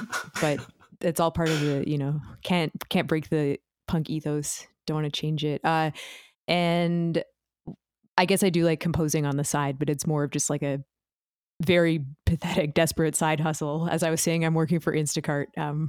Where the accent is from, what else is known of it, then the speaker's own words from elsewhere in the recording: Toronto, Ontario, Canada; And I am a musician from Toronto.